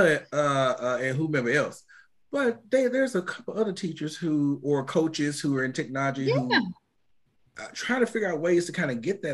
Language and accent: English; New York, United States; moved away; I'm from New York